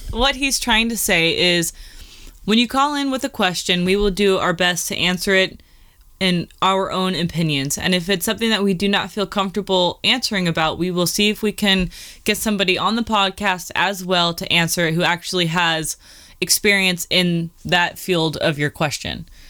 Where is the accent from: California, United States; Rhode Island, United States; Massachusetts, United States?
California, United States; Southern; I grew up in Southern California